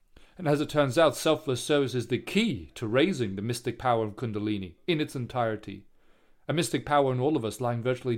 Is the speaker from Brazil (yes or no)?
no; Singapore; I grew up in Singapore